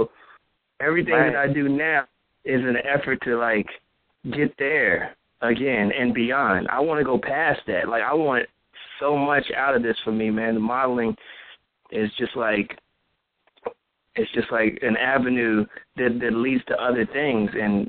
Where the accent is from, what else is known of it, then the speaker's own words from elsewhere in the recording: Midwest, United States; I mean, I'm from the Midwest, so, you know, I have the country vibe, country boy, and then I've been in the city for so long that I've adapted to the customs up here.